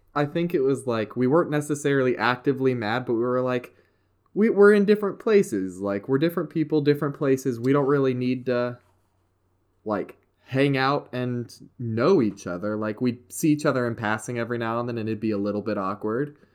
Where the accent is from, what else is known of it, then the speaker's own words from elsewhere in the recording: West Virginia, United States; I am from good old West Virginia